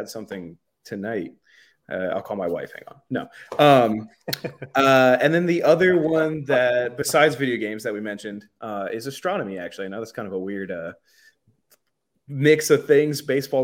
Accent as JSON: {"language": "English", "region": "Alaska", "country": "United States", "tie": "born or raised there", "moved": "yes", "lives_now": "Delaware, United States", "said": "growing up in Alaska"}